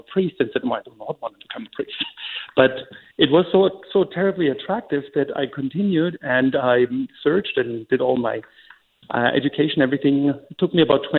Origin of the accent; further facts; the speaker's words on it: Germany; now in Banks, United States; I was born and raised in Germany.